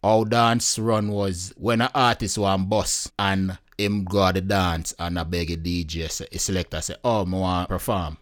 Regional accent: Jamaica; as a Jamaican and as a Caribbean people

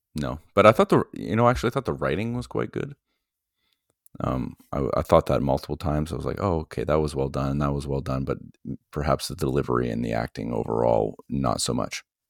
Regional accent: Ottawa, Ontario, Canada; I was born in Ottawa

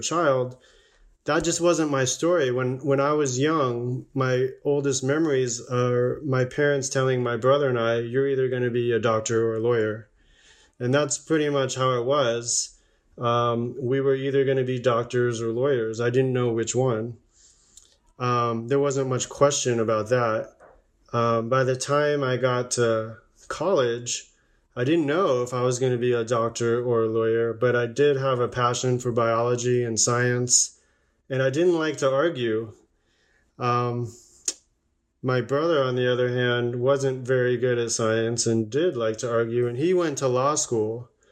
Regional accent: Las Vegas, Nevada, United States; also born or lived in Long Island, New York; I was born in Long Island, New York, but I was raised in um, Southern Nevada, Las Vegas, Nevada.

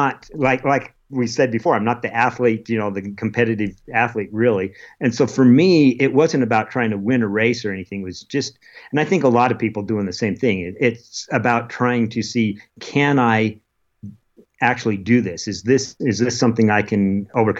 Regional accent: Utah, United States; also born or lived in Oregon / Alaska; I was only 3 years old when we moved to Utah

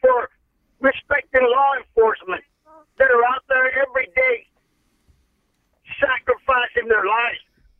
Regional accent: United States; We, being American Latinos

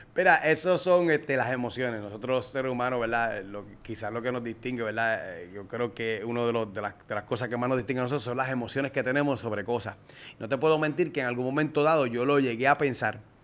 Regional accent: Puerto Rico; prácticamente en Puerto Rico solamente hacíamos

